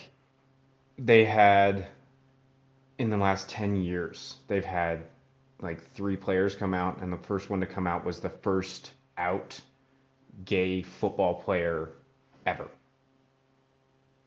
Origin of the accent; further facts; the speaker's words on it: Salt Lake City, Utah, United States; I'm from Salt Lake City, Utah, born and raised.